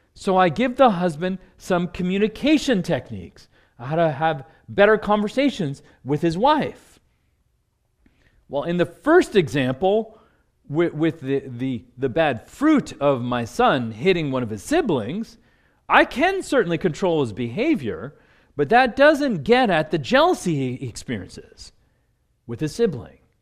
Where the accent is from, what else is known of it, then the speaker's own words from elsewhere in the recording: New Jersey, United States; moved away as an adult; now in Washington, D.C., United States; I grew up in New Jersey